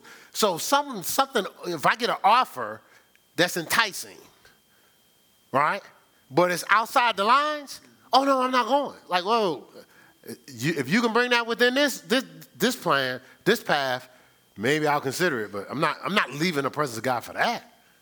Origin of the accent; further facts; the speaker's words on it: New Jersey, United States; also born or lived in New York; I'm from New Jersey, so I spent a lot of time in New York City